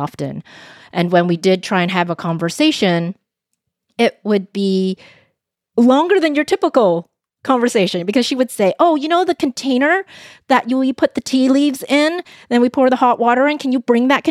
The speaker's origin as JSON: {"language": "English", "town": "Vancouver", "region": "British Columbia", "country": "Canada", "tie": "born or raised there", "first_language": "Cantonese", "said": "was born in Vancouver, in Canada, to a mom from Hong Kong and my dad from China. When I was young, I was in Vancouver's Chinatown."}